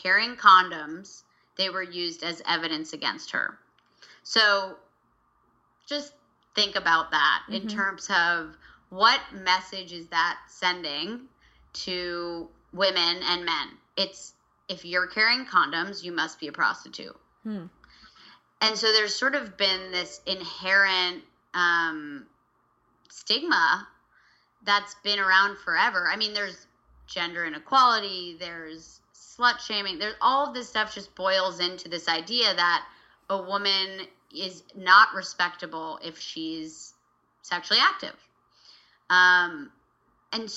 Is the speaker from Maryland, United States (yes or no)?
no; Vermont, United States; I grew up in Vermont.